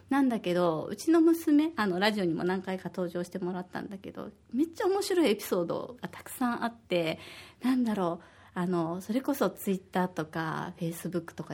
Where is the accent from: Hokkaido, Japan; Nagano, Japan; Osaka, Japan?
Osaka, Japan; now in Okinawa, Japan; 私は大阪出身で